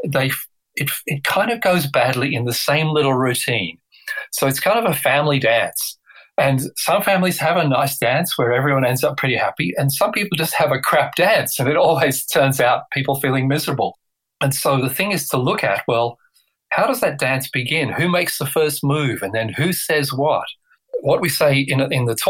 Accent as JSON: {"language": "English", "region": "England", "country": "United Kingdom", "tie": "born or raised there", "said": "I was born in England"}